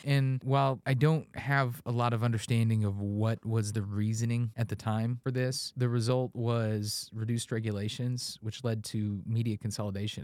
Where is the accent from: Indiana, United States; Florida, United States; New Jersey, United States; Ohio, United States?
Indiana, United States; when you were growing up in Indiana